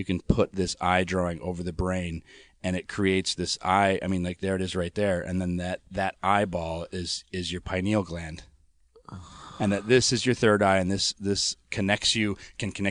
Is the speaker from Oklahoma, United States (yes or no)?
no; Colorado, United States; we're from Colorado